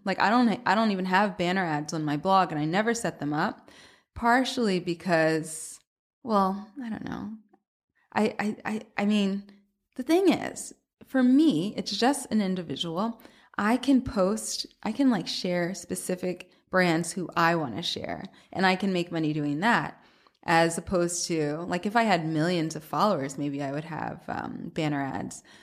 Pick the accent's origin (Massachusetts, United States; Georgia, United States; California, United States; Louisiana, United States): Georgia, United States; Atlanta; moved away as an adult; also born or lived in Boston; now in New York, United States; I'm from Atlanta originally, but I went to school in Boston